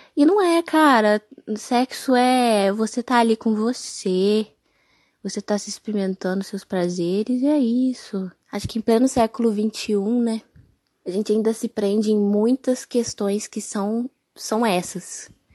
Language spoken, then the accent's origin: Portuguese; Minas Gerais, Brazil; Sou aqui de Minas